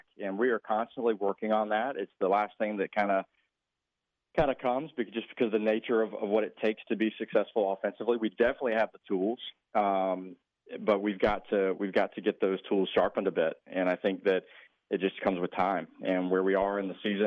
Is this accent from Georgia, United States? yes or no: yes; Georgia, United States; born or raised there; now in Texas, United States